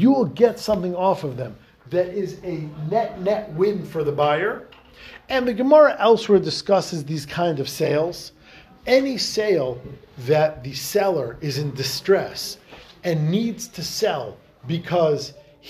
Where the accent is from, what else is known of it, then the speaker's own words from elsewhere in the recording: Hungary; I'm from Hungary.